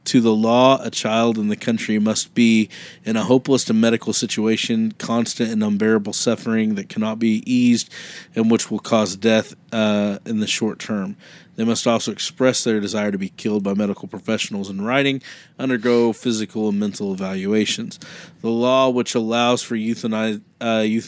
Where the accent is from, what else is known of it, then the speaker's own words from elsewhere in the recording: Kansas, United States; I grew up in Kansas